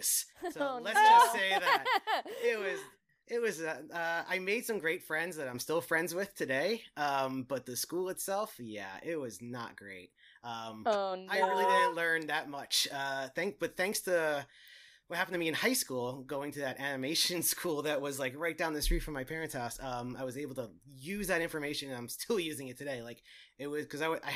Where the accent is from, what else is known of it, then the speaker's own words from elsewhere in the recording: Long Island, New York, United States; I'm from Long Island, New York